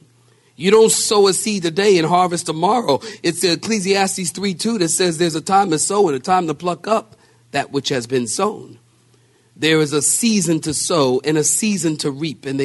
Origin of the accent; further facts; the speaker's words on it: Philadelphia, Pennsylvania, United States; we're from Philadelphia